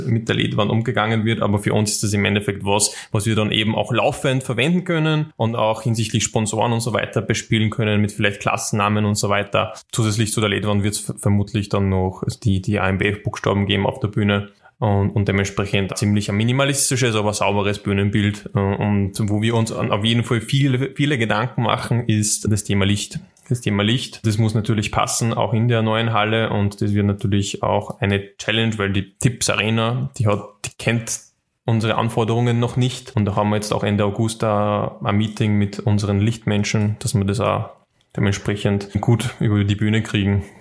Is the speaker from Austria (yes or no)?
yes; Schwertberg, Upper Austria, Austria; in Schwertberg, also in meiner Heimatstadt